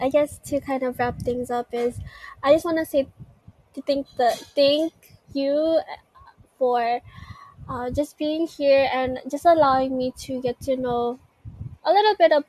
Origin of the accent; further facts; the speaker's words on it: Philippines; English is a second language; So that means I am Filipino despite wait, I'm not Tagalog, but I can just say that it means I'm Filipino despite everything that I've found. I still yearn to love my home country, Philippines.